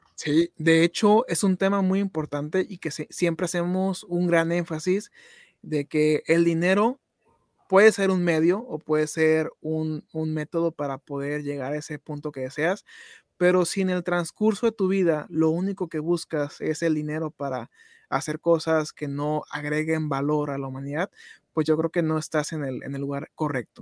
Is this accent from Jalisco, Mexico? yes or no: no; Tijuana, Baja California, Mexico; moved away; ahorita que ando de regreso aquí en, en mi tierra natal, en, en Tijuana, bueno, en la, tierra donde, donde nos criamos